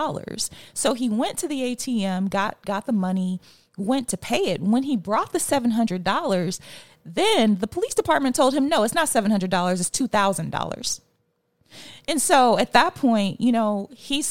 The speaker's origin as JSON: {"language": "English", "region": "Mississippi", "country": "United States", "tie": "born or raised there", "said": "as a Black woman who is born and raised in Mississippi"}